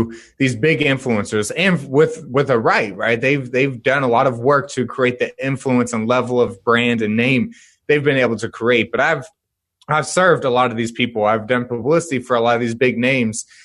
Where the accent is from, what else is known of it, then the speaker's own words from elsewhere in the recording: Dallas-Fort Worth area, Texas, United States; I was born and raised in the Dallas-Fort Worth area of Texas